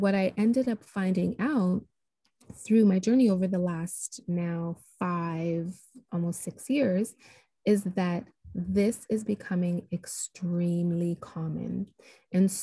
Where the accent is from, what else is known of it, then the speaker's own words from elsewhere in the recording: Toronto, Ontario, Canada; moved away as an adult; now in Nashville, United States; So I am originally from Toronto, Canada, but I'm living just outside of Nashville, Tennessee. So I relocated here about 13 years ago now